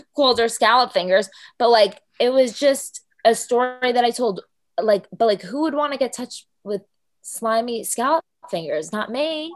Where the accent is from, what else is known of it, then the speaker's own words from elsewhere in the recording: New Jersey, United States; I'm from Jersey